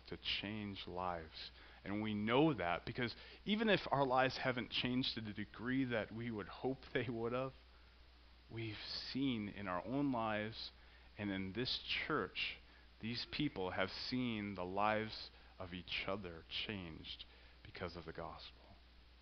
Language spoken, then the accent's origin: English; Central Illinois, United States; I grew up in Central Illinois